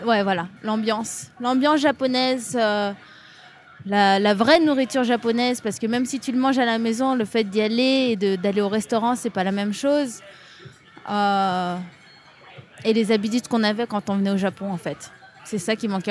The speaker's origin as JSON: {"language": "French", "country": "France", "tie": "born or raised there", "moved": "as an adult", "lives_now": "Japan", "said": "J'ai vécu toute ma vie en France. Je suis née en France"}